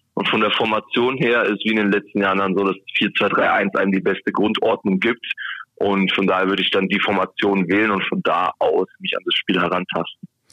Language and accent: German; Helmbrechts, Bavaria, Germany; also born or lived in Bayreuth; now in Bremen, Germany; ich komme auch nicht ganz um die Ecke hier aus Bremen, sondern ich bin ähm, komme aus Franken und zwar geboren in Bayreuth, ähm, gebürt oder äh, gelebt in Helmbrecht